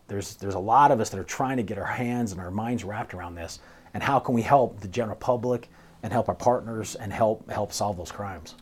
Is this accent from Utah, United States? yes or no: yes; St. George, Utah, United States; moved away as an adult; also born or lived in Cedar City, Utah; now in Colorado, United States; I'm originally from Saint George, Utah.